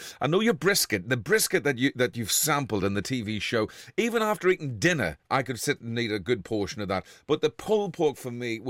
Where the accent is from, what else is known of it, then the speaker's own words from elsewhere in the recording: Ireland; now in Liverpool, United Kingdom; my home country, Ireland